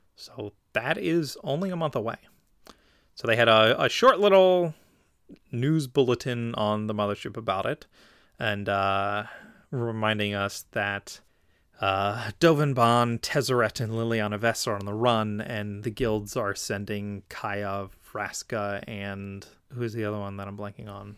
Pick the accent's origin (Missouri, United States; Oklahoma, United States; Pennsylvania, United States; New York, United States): Pennsylvania, United States; Philadelphia; That's in Philadelphia, my hometown